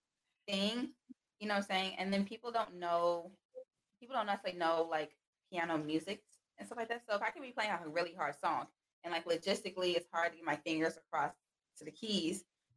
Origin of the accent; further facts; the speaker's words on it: Carol Stream, Illinois, United States; I grew up in Carroll Stream, Illinois.